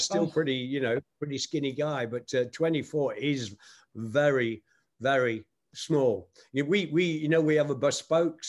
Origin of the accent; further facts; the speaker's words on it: Nottingham, East Midlands, United Kingdom; my hometown of Nottingham, England